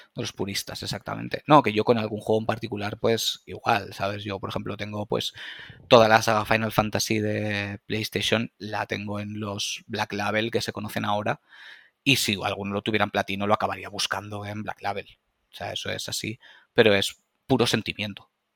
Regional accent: Valencia, Valencian Community, Spain; corte inglés de Valencia, que es de donde soy

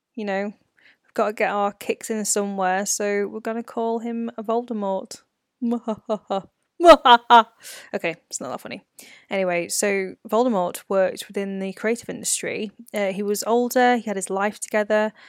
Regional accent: United Kingdom; my life as a B B C, a British-born Chinese person

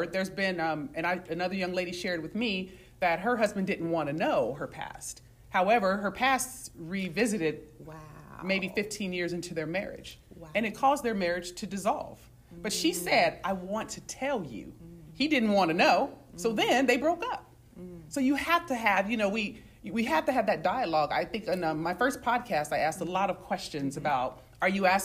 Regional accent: San Bernardino, California, United States; moved away; I came from San Bernardino, right? You can remove a girl out the hood, but I'm from San Bernardino

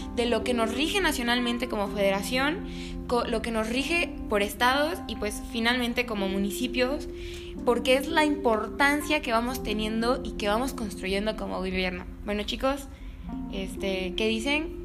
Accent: Mexico; lo que verdaderamente somos como mexicanos

